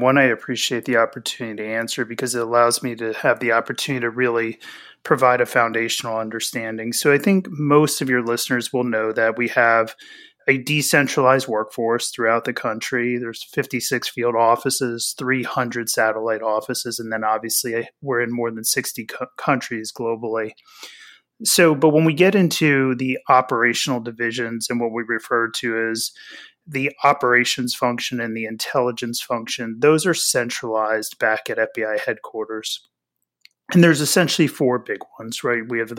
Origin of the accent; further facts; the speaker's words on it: Pennsylvania, United States; I grew up in Pennsylvania, about an hour north of Philadelphia. So I'm a diehard Philadelphia sports fan.